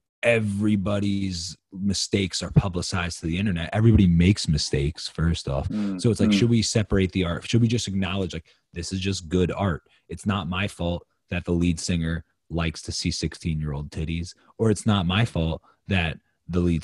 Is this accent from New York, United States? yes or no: yes; New York, United States; I am from New York.